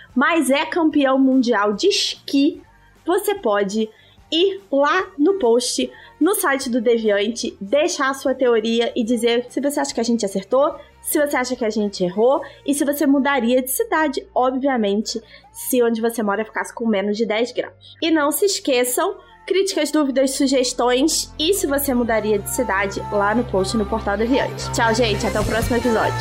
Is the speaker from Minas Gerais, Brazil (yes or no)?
no; Petrópolis, Rio de Janeiro, Brazil; now in Rio de Janeiro, Brazil; eu cresci na Serra, né, Fluminense, eu cresci em Petrópolis